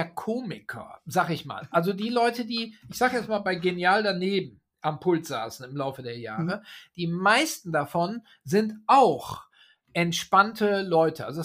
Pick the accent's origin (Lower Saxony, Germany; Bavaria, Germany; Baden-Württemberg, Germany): Lower Saxony, Germany; Oldenburg; Also ich mache einen Auftritt in der Volkshochschule in Oldenburg, weil die Stadt Oldenburg, meine Heimatstadt, hier so mhm. ständig auftaucht.